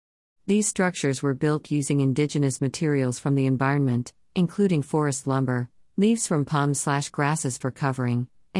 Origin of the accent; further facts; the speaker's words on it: Trinidad & Tobago; now in United States; growing up in Trinidad and Tobago is fascinating because the slangs can change over time. I have lived in the United States for 20-plus years now, and every time I travel back to Trinidad and Tobago, I have to reacquaint myself with the words and phrases that have emerged.